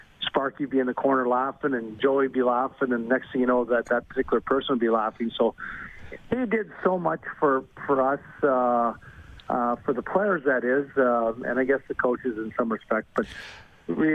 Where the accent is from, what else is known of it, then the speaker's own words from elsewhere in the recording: Montreal, Quebec, Canada; moved away; growing up in Montreal